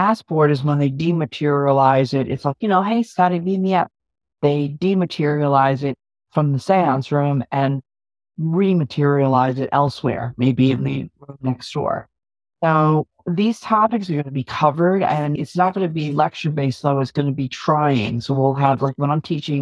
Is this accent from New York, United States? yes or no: yes; New York, United States; I'm New York too.